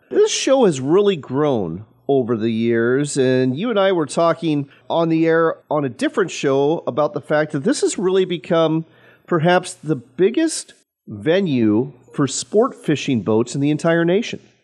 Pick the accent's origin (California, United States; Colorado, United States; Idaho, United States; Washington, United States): Washington, United States; Wenatchee; my hometown of Wenatchee, Washington